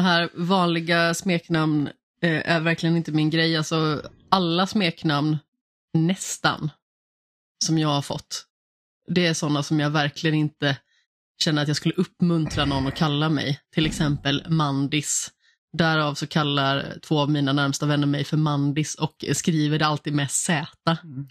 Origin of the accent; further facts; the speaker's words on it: Alingsås, Västra Götaland, Sweden; Jag är ju från Allingsås